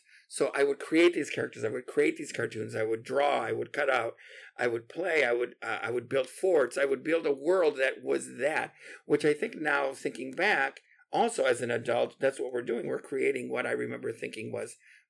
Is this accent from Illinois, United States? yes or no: yes; Aurora, Illinois, United States; also born or lived in Puerto Rico; I was born in Aurora and lived there till I was 8. And then we moved to Puerto Rico and lived there for 5 years.